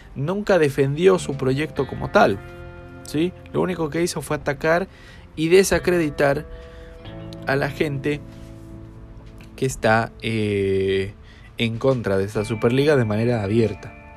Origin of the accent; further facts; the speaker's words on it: Chile; soy de Chile